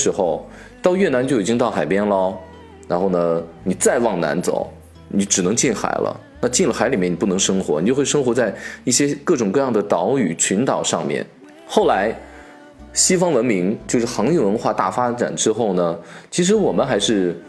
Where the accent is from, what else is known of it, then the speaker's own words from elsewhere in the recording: Shaanxi, China; 也许是跟我是陕西人的缘故哈，从小我们的物质生活没有那么的富足